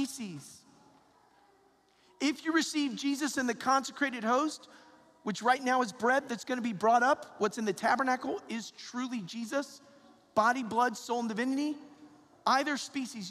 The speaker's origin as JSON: {"language": "English", "town": "Atlanta", "region": "Georgia", "country": "United States", "moved": "yes", "said": "I'm from Atlanta, Georgia"}